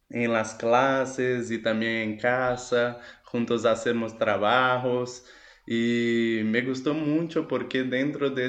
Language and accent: Spanish; Belo Horizonte, Minas Gerais, Brazil; first language Portuguese; Spanish is a second language; yo soy aquí de la ciudad de Belo Horizonte, que está en la provincia de Minas Gerais, en Brasil